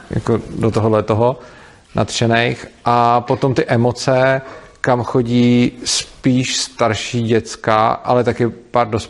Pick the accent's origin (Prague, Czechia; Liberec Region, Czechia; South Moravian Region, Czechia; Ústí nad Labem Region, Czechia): Prague, Czechia; Nicméně, jak jsem z Prahy a, a když jsem teda v Brně, tak přespávám právě v věžku